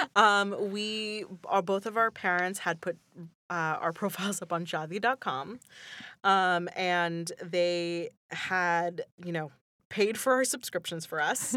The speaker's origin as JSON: {"language": "English", "region": "Northeast Pennsylvania", "country": "United States", "tie": "born or raised there", "said": "I grew up in Northeast Pennsylvania"}